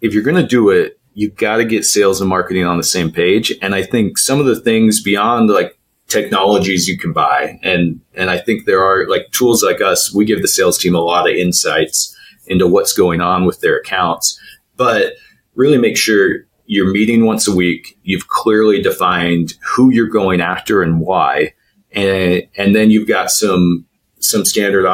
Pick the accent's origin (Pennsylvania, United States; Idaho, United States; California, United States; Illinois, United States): Idaho, United States; I grew up in Idaho